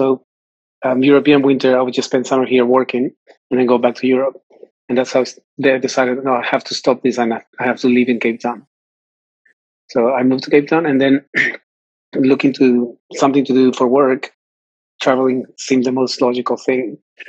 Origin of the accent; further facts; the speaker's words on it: Lima, Peru; moved away as an adult; I am from Lima.